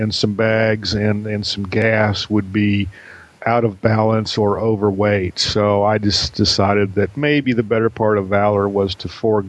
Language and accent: English; Tifton, Georgia, United States; Tifton, Georgia, my hometown